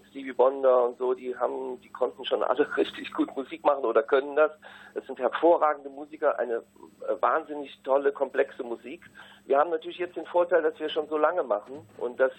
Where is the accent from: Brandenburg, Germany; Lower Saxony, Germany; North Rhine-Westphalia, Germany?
North Rhine-Westphalia, Germany; Wir kommen ja alle aus dem Rheinland, wirklich immer hoch und runter